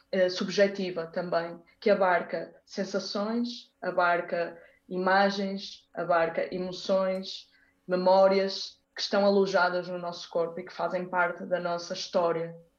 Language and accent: Portuguese; Braga, Norte, Portugal; also born or lived in Porto, Portugal / Brazil; eu nasci no Porto, fiquei no Porto até aos seis anos, só que entretanto os meus pais mudaram-se para Braga, então eu passei dos seis aos 18 em Braga